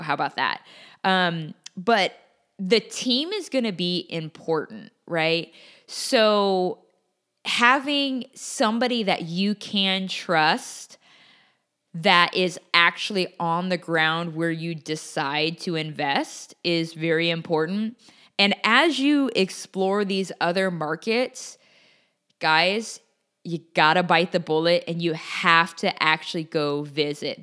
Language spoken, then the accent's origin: English; Portland, Oregon, United States; also born or lived in Los Angeles, California; now in Texas, United States; my hometown, Portland, Oregon